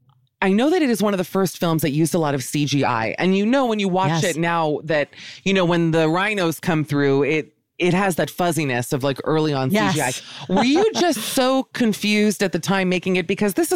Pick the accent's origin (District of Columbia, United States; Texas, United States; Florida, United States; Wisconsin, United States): Florida, United States; Miami; I'm from Miami. So we're an attic-free, basement-free city.